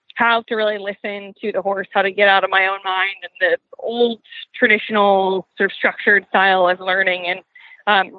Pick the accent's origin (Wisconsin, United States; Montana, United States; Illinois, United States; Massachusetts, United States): Massachusetts, United States; outside of Boston; the barn that was close to where I grew up outside of Boston